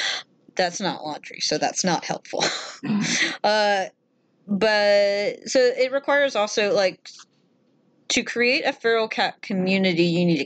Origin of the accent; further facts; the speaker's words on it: Maine, United States; Yeah, you can't just be like, well, you're in the streets of New York now. I'm from Maine.